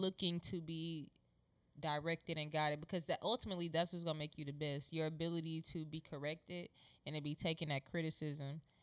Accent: Houston, Texas, United States; the neighborhood I grew up in in Acres Home

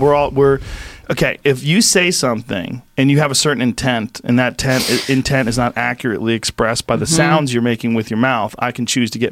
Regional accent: East Coast, United States; now in Los Angeles, United States; we're both guys from New York that were from the East Coast

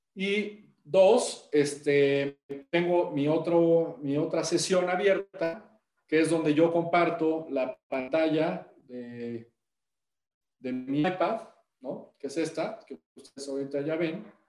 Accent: Puebla, Mexico; los que somos de Puebla

